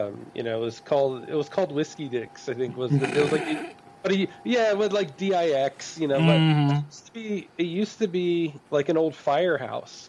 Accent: Reading, Pennsylvania, United States; now in Texas, United States; I'm actually from Pennsylvania. Like, I was born and raised in Reading

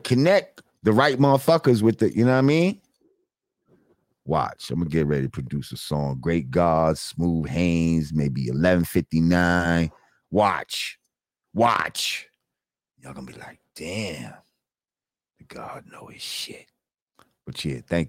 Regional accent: New Rochelle, New York, United States; my New Road family

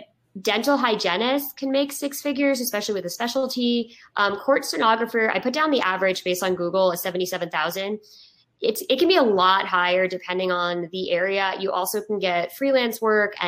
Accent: Woodstock, New York, United States; I'm from Woodstock, New York. So I feel like it garners up a little bit of like my hippie roots

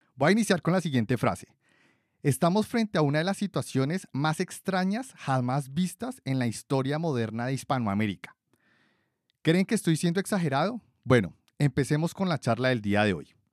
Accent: Colombia; de Colombia, mi país de origen

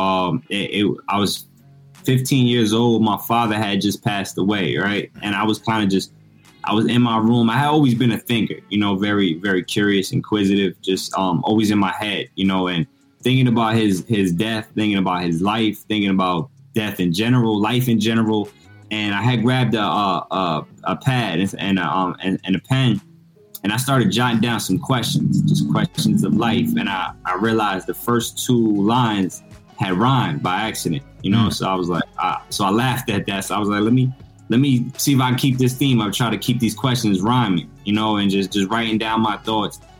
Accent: Peekskill, New York, United States; also born or lived in Harlem; I'm originally from Westchester, from Peekskill

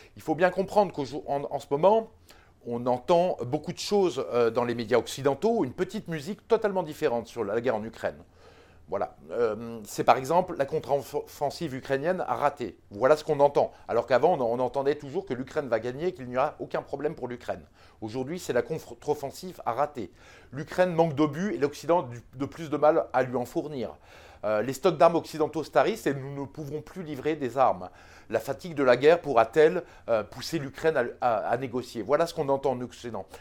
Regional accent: France; en tant que Français

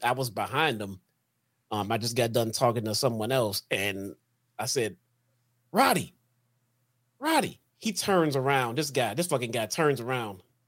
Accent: Chicago, Illinois, United States; I'm from Chicago

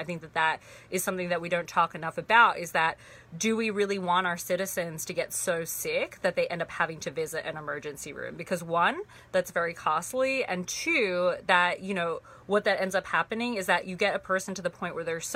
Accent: Sydney, New South Wales, Australia; moved away; also born or lived in Torrance, California, United States; I was born in Los Angeles in Torrance, California, but I grew up most of my life in Sydney, Australia. Not in the city, but actually pretty far out, but I grew up in Australia.

